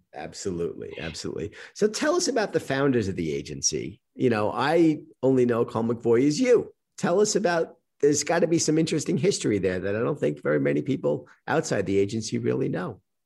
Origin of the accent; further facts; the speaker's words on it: New York, United States; I'm a New Yorker